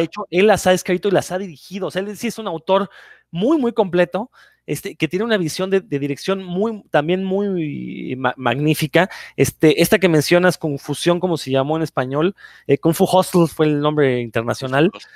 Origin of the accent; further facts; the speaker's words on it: Mexico; nosotros como mexicanos